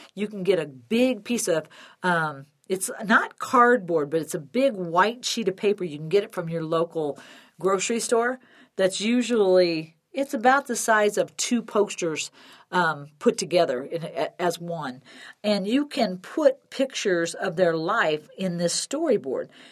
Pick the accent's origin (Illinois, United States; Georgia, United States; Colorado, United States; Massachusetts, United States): Illinois, United States; Chicago; now in Denver, United States; growing up in Illinois